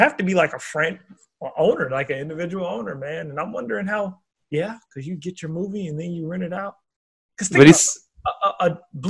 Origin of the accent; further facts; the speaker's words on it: Oregon, United States; moved away; It's in Bend, Oregon. Oh, shit. Yeah, it's from my home state.